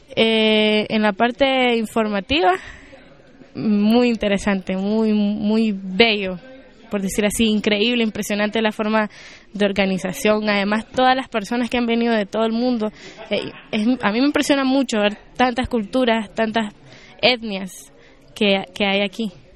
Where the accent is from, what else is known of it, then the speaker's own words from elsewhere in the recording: Nicaragua; Vengo de Nicaragua